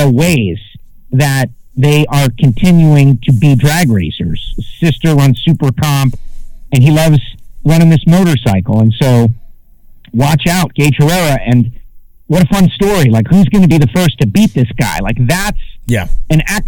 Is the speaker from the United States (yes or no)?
yes; Miami, Florida, United States; I'm from Miami